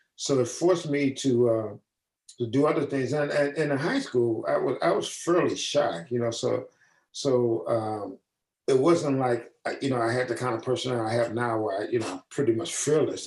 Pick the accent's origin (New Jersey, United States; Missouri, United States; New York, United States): Missouri, United States; St. Louis; moved away as an adult; I was from the Midwest, St. Louis